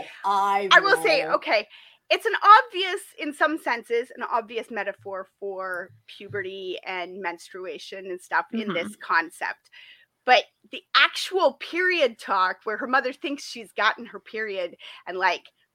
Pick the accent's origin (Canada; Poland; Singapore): Canada; Toronto, Ontario; Somebody who grew up in the Toronto area